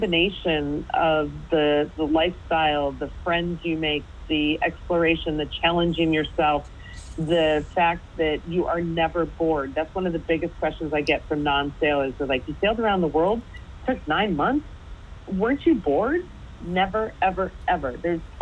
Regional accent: United States; being American

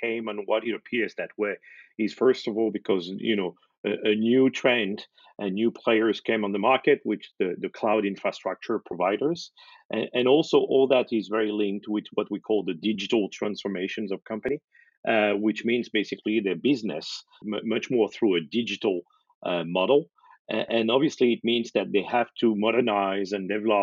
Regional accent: France; Despite a very German name, I'm French

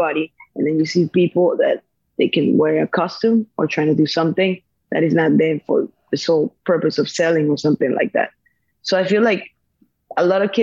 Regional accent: Venezuela; moved away as an adult; I'm from Venezuela.

